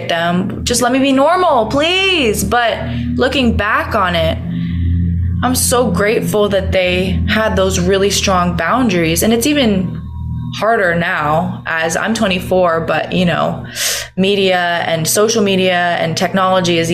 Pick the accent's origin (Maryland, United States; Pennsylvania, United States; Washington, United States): Washington, United States; Seattle; moved away as an adult; now in Los Angeles, United States; growing up in Seattle in the kind of interesting way that I did